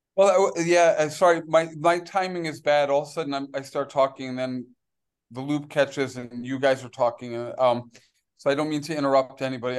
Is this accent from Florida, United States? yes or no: no; New York City, New York, United States; now in Belize; I grew up in New York City